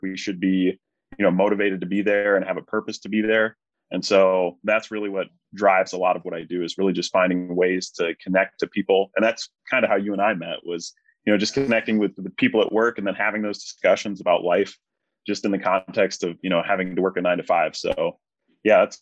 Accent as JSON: {"language": "English", "region": "central New York", "country": "United States", "tie": "born or raised there", "said": "we lived in central New York. So it was, like, very rural"}